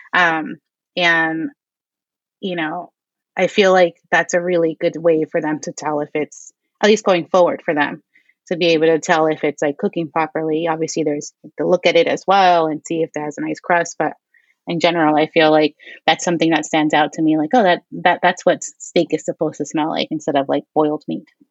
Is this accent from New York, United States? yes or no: yes; New York City, New York, United States; we grew up here in Queens